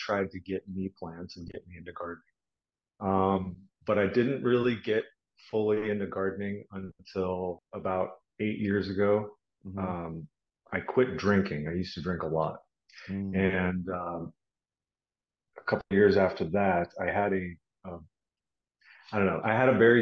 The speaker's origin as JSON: {"language": "English", "town": "Tucson", "region": "Arizona", "country": "United States", "tie": "born or raised there", "also_born_or_lived": "Modesto, California", "said": "Been in Tucson since I was like 5 months old"}